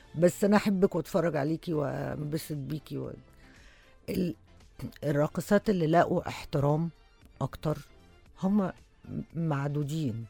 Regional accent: Egypt; إحنا كمصريين

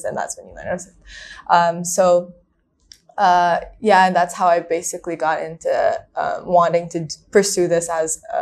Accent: Manila, Metro Manila, Philippines; moved away as an adult; now in Hong Kong; So I'm from Manila. So I grew up in the Philippines, spent my whole life there

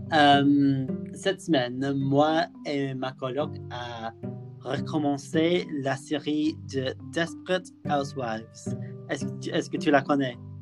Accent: near Liverpool, North West England, United Kingdom; French is a second language; je viens de près de Liverpool

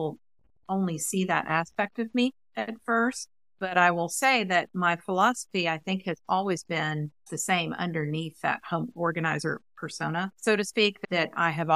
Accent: Huntsville, Alabama, United States; I grew up in Huntsville, Alabama

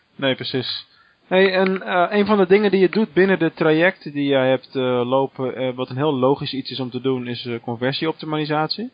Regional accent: Rotterdam, South Holland, Netherlands; moved away as an adult; now in Venlo, Netherlands; Als Rotterdammer

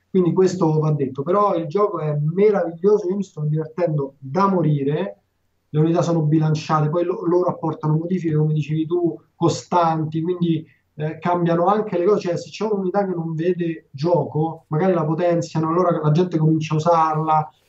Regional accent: Calabria, Italy; E fondamentalmente sono un calabrese, e quindi rosico facile.

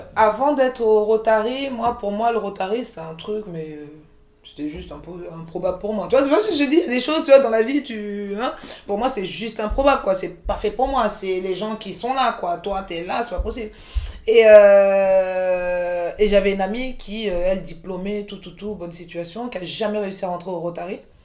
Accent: Montreuil, Île-de-France, France; also born or lived in Côte d'Ivoire; j'ai grandi à Montreuil quand tu grandis à Montreuil

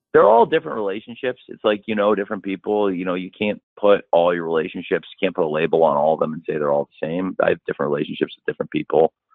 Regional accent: Illinois, United States; moved away; also born or lived in Florida; I'm back home where I grew up in Illinois

